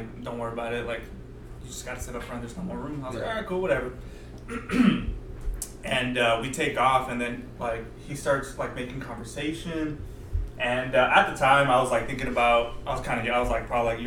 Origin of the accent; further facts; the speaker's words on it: Phoenix, Arizona, United States; moved away as an adult; also born or lived in Durango, Mexico / Culiacán, Sinaloa, Mexico; from preschool to, like, high school, I grew up there.